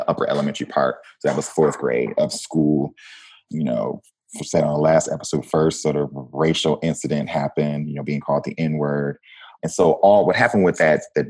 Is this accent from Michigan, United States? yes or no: yes; Flint, Michigan, United States; moved away as an adult; also born or lived in Washington, D.C.; I'm a kid from Flint, Michigan, you know, born and raised in Michigan.